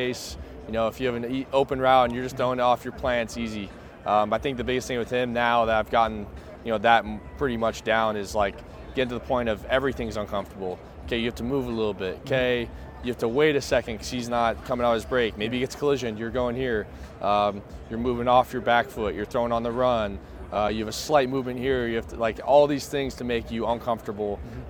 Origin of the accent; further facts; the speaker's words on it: Arizona, United States; I'm from Arizona, and people call Tucson, Arizona, the dirty T.